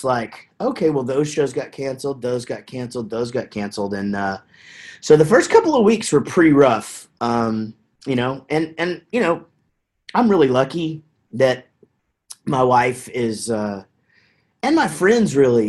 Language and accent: English; Wichita Falls, Texas, United States; also born or lived in Denton, Texas; now in Prosper, United States; we grew up in Wichita Falls, Texas, which is just north of here